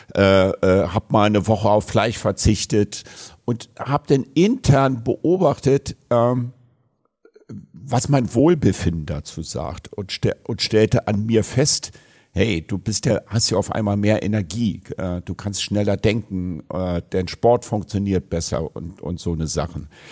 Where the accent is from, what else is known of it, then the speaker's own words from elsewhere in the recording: Berlin, Germany; Bei uns in Berlin